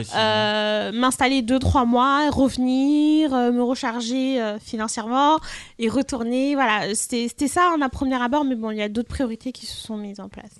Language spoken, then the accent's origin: French; France; la France, c'est là où j'ai grandi, c'est là où j'y vis, c'est là où je travaille principalement.